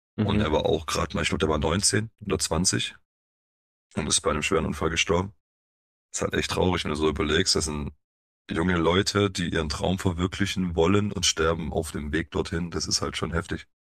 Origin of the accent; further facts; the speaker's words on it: Stuttgart area, Baden-Württemberg, Germany; also born or lived in Poland (family origin); kommen wir aus dem Raum Stuttgart